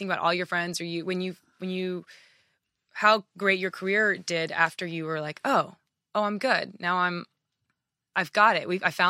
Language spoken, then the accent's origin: English; Japan; moved away; also born or lived in Oklahoma; You know, I was born in Oklahoma, raised in Japan, military family.